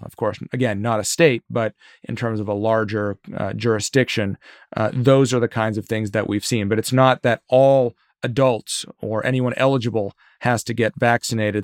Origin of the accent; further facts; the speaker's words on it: Virginia, United States; my home state of Virginia